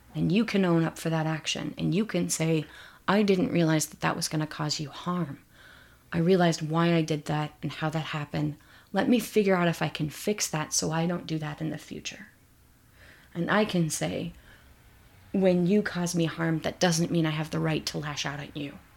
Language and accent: English; Midwest, United States; I grew up in the Midwest